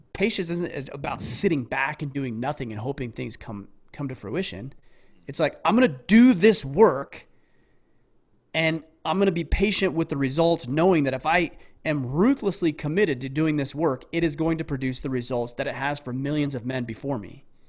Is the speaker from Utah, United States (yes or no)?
yes; southern Utah, United States; I grew up in a small southern Utah town.